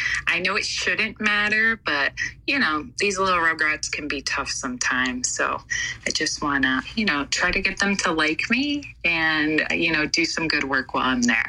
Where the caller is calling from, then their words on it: New York, United States; I'm calling in from New York.